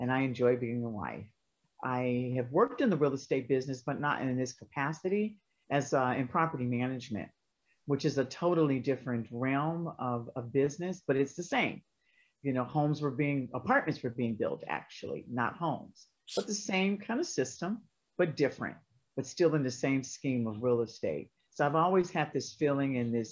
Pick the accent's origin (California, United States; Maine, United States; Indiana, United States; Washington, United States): California, United States; San Francisco; I'm from San Francisco, California, born and raised